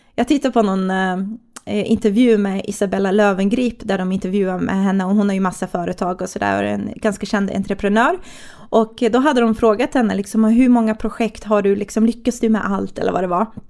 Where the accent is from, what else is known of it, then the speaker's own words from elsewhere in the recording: Stockholm, Stockholm County, Sweden; moved away as an adult; also born or lived in Katrineholm; jag är ju från Stockholm